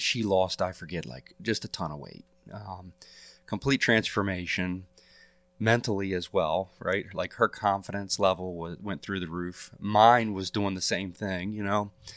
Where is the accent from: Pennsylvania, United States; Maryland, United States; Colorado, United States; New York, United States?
Maryland, United States; Elkton; I'm a lifelong resident of Cecil County. I was born and raised in Elkton